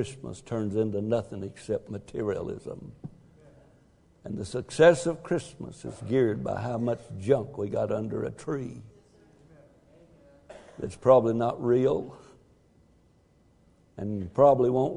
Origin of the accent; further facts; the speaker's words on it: Texas, United States; I'm a Texan